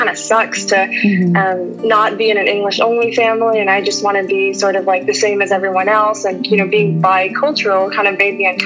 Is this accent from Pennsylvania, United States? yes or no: no; Plano, Texas, United States; I was actually born and raised in Plano, Texas